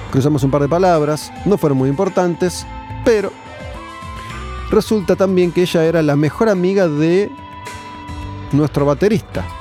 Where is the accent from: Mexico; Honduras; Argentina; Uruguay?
Argentina; Mendoza; tengo 23 años y soy mendocino